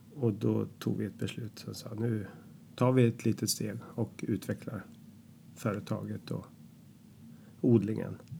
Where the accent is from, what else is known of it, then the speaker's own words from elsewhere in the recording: Katrineholm, Södermanland, Sweden; now in Hornudden, Sweden; vi träffades i Katrineholm där jag kommer ifrån under skoltiden